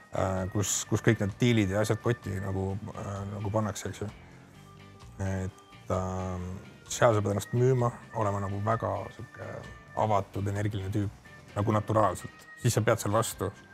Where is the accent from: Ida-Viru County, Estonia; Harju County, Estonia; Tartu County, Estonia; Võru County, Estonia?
Harju County, Estonia; Tallinn; also born or lived in Lasnamäe, Tallinn; sündisin tegelikult Lasnamäel, aga kooli läksin Mustamäel